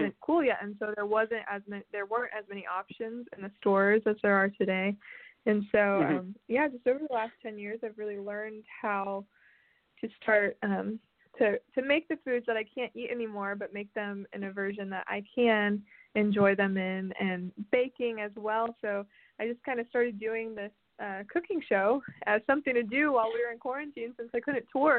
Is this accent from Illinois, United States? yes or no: no; Nashville, Tennessee, United States; I was born and raised in Nashville, which is pretty unusual for artists